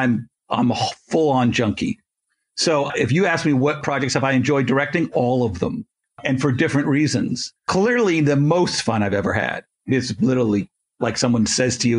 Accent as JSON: {"language": "English", "country": "Canada", "said": "I'm Canadian"}